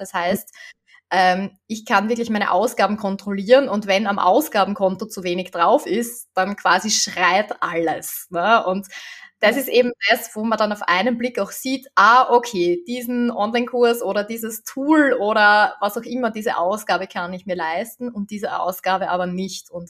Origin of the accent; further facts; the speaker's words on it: Austria; also vor allem bei uns in Österreich ist das äh, System ja so